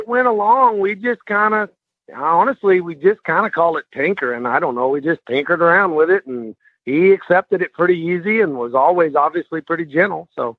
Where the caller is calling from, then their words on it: Ravenna, Texas, United States; I am in a little town just outside of Bonham, Texas, which is roughly about 50 miles east of Gainesville. Yep, no, we live up here in a little town called Ravenna, population 206.